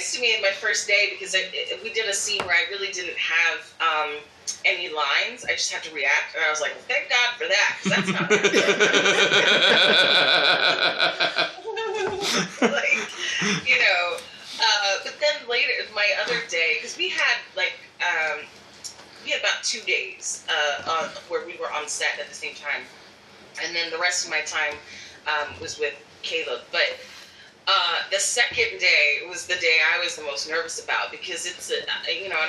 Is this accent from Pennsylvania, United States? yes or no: yes; Philadelphia, Pennsylvania, United States; my hometown in Philadelphia